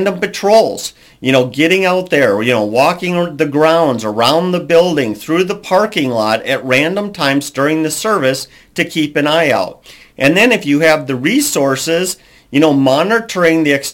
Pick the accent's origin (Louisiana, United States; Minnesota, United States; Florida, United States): Minnesota, United States; also born or lived in Alabama; I'm from Minnesota, and I used to live in Alabama for a period.